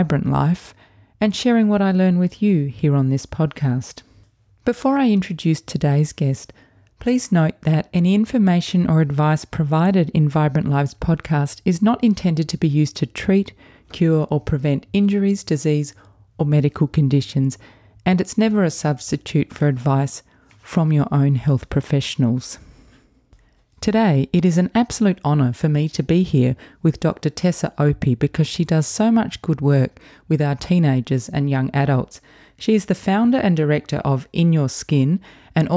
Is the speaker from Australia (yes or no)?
yes; Adelaide, South Australia, Australia; moved away as an adult; people from Adelaide, to leave for a while and then come back. That's what I did as well